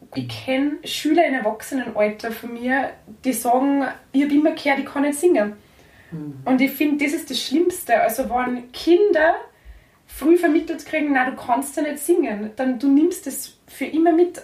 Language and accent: German; Kirchberg an der Pielach, Lower Austria, Austria; bei uns in Niederösterreich, also jetzt da in meinem Heimatort